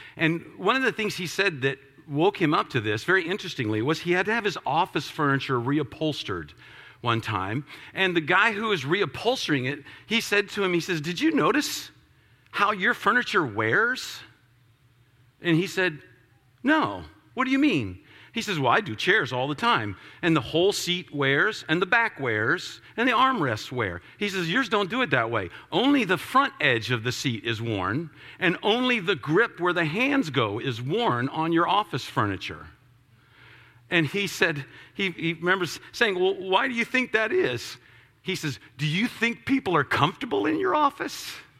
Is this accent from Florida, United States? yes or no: yes; Florida, United States; As I was a kid, I grew up a lot in Florida, and so I spent a lot of time on the beach and did a lot of time doing that kind of stuff.